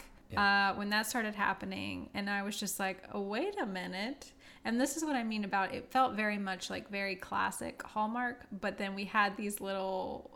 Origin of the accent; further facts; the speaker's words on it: South Louisiana, United States; moved away; I'm from South Louisiana. We don't have waterfalls there